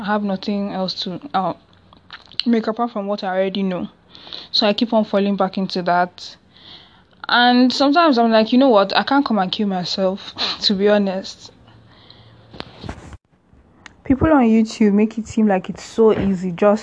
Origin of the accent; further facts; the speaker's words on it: Nigeria; I'm Nigerian